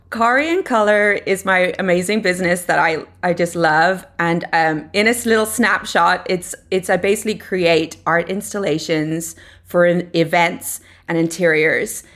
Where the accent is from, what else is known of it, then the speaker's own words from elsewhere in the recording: Ireland; moved away as an adult; now in Los Angeles, United States; I'm originally from Ireland. I grew up there, um, and I went to college there